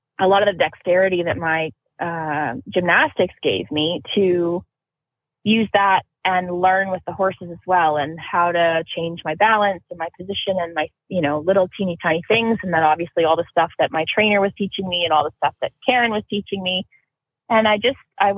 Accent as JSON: {"language": "English", "town": "Pittsburgh", "region": "Pennsylvania", "country": "United States", "tie": "born or raised there", "said": "I grew up in Pittsburgh"}